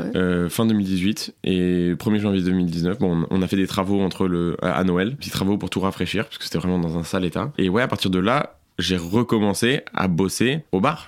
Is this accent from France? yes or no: yes; southern France, France; moved away as an adult; also born or lived in Paris area / United States / Montreal; now in Brussels, Belgium; Je suis parti dans le sud de la France. J'ai grandi la plupart de ma vie là-bas. Donc, je pense de mes 5, 6 à mes 18 ans.